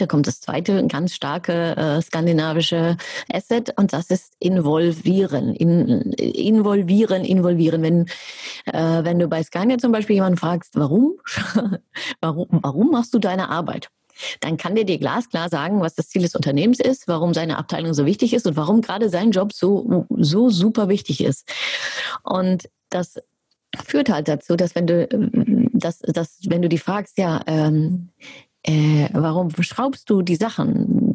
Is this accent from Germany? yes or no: yes; Germany; ich bin ja Deutsche